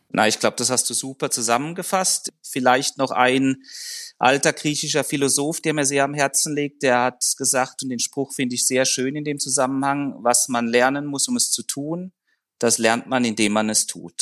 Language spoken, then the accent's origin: German; Germany; accent: German; moved away as an adult; now in Zurich, Switzerland; komme ursprünglich aus Deutschland, wie man meinem Akzent entnehmen kann